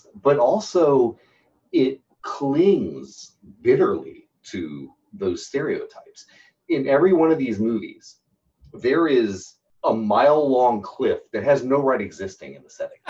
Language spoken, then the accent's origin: English; the South, United States; Maybe because I'm a Southerner, that never happened to me as a kid.